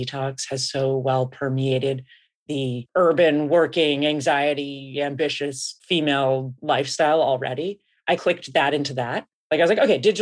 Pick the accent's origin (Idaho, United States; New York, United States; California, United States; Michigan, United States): California, United States; San Francisco; I grew up in San Francisco